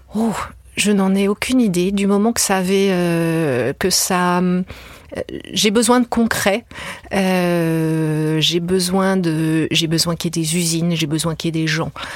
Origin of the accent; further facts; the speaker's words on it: France; je suis française